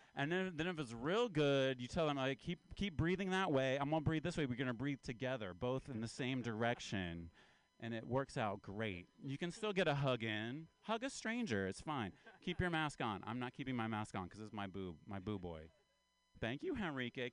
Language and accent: English; Appalachia, United States; now in California, United States; I'm from Appalachia. I'm kind of from the South. Uh, I'm an Appalachian man